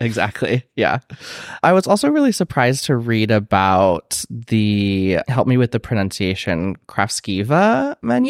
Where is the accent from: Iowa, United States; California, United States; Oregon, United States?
Iowa, United States; growing up in Iowa